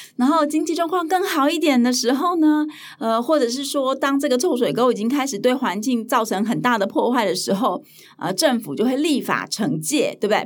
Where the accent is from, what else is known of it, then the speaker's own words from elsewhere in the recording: Hualien County, Taiwan; 我是在花莲长大的